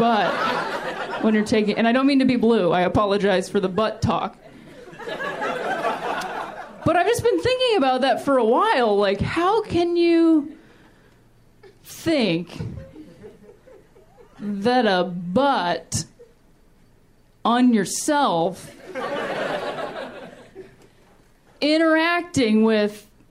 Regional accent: Ohio, United States; also born or lived in Chicago; now in Los Angeles, United States; I'm also from Ohio originally

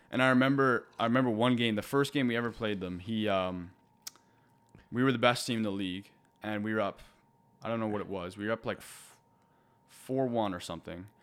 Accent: Halifax, Nova Scotia, Canada; growing up in Halifax and watching the Moose Heads

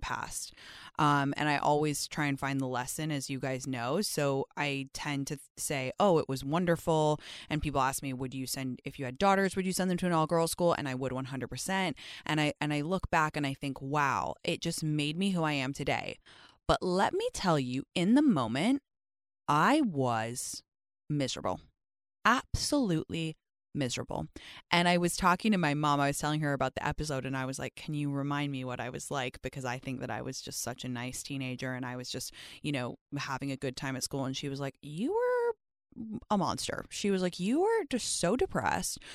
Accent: London, United Kingdom; accent: British; moved away as an adult; also born or lived in Stanford, California, United States; I grew up in London, so the school system was super different

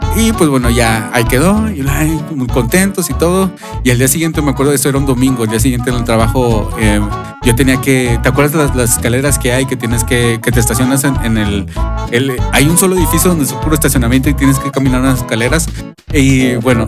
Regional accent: Mexico; somos mexicanos

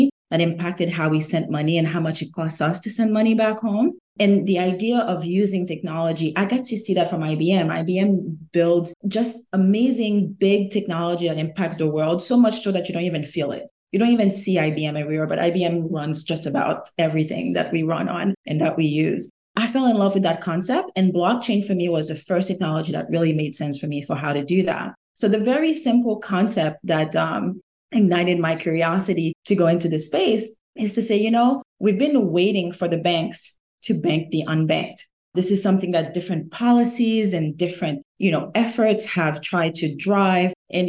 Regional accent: Haiti; now in United States; I'm originally from Haiti, born and raised. And when I migrated to the US, I became fascinated by the concept of financial markets

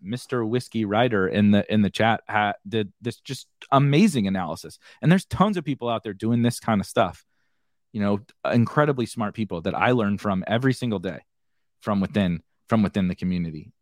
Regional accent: Mascoutah, Illinois, United States; from a town called Muscuda, Muscuda, Illinois

